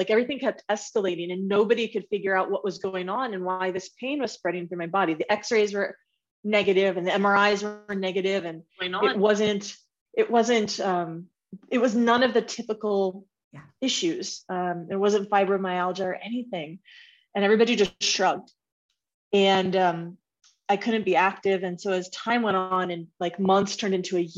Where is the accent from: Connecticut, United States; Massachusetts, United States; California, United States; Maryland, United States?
California, United States; Bay Area; moved away as an adult; also born or lived in Washington State / Denver; I'm originally from the Bay Area, born and raised